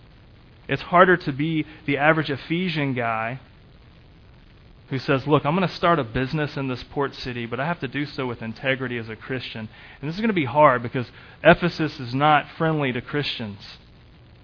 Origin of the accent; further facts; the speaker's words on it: Augusta, Georgia, United States; also born or lived in Franklin, Kentucky; I grew up in Augusta, Georgia.